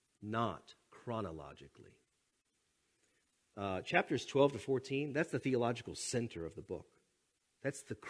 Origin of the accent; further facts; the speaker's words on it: United States; we're American